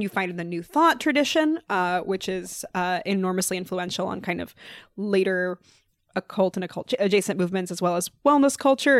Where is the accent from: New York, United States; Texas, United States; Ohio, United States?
New York, United States; New York City; I mostly grew up here in New York City